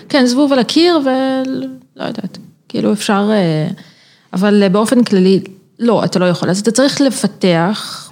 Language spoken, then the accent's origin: Hebrew; Israel; accent: Israeli; יש לי מבטא ישראלי אה, מגעיל